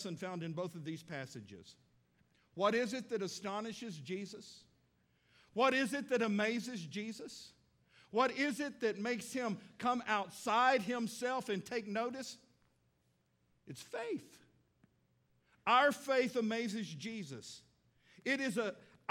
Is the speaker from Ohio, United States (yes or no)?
no; Midland, Texas, United States; now in Fort Smith, United States; me going back to Midland, Texas, my hometown.